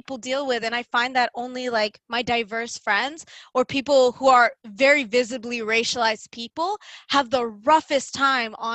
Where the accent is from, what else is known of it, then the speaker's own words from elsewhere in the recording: Toronto, Ontario, Canada; first language English; I'm from Toronto. They're like, no, where are you from? I'm like, okay, well, I'm from Scarborough